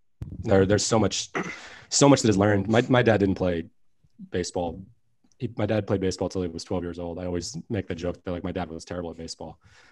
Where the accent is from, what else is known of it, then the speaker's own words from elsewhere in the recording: Merritt Island, Florida, United States; I'm from Merritt Island, Florida, right next to Cocoa Beach.